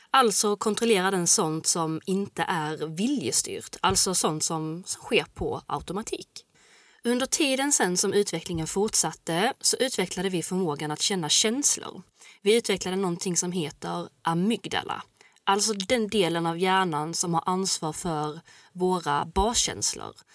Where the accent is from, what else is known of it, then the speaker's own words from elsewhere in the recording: Gothenburg, Västra Götaland, Sweden; jag är från Göteborg